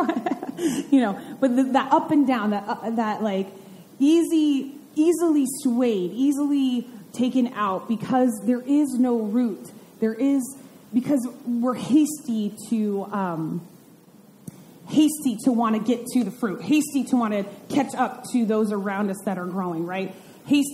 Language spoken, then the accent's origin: English; Vermont, United States; I grew up in Vermont